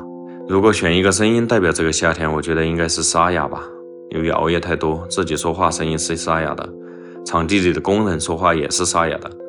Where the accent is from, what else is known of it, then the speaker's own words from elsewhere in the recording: Anyue, Sichuan, China; moved away as an adult; also born or lived in Changsha, Hunan; now in Dazu, China; 我的老家呢是在四川安岳，来到了是重庆的大足，返乡创业，